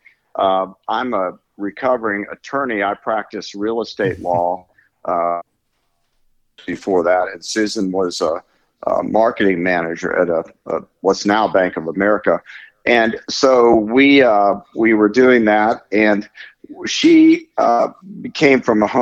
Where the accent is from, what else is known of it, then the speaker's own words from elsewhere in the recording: Florida, United States; I'm from Florida